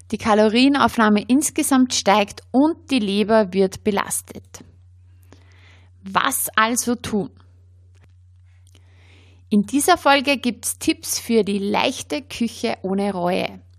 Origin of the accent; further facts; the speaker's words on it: Austria; sehr beliebt bei uns in Österreich sind auch Kräuter- und Knoblauchbaguettes